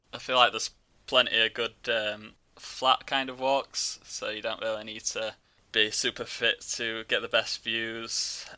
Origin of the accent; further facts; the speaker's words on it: Yorkshire and the Humber, United Kingdom; I'm from West Yorkshire.